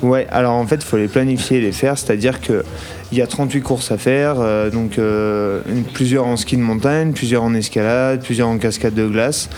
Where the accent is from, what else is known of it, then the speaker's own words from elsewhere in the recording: Burgundy, Bourgogne-Franche-Comté, France; moved away as an adult; now in Chamonix, France; Moi, je suis de Bourgogne et du coup, je suis venu habiter à Chamonix maintenant il y a 4 ans